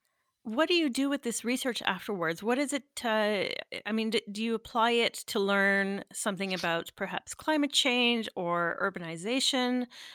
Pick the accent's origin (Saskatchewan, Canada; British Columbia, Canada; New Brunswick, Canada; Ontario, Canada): Ontario, Canada; Northern; I'm originally from Northern Ontario and I grew up with a big forest in the backyard.